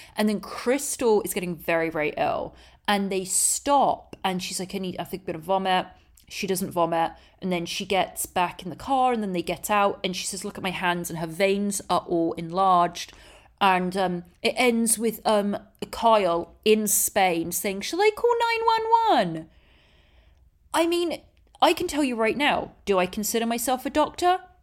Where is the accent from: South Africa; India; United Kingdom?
United Kingdom; England; moved away; I'm English